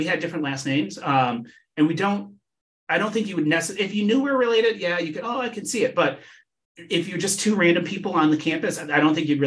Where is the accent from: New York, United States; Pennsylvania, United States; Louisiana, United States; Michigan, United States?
Michigan, United States; Ann Arbor; moved away as an adult; But I was born and raised in Michigan, in Southeast Michigan. And I live in Ann Arbor, Michigan, where the University of Michigan is. And I grew up here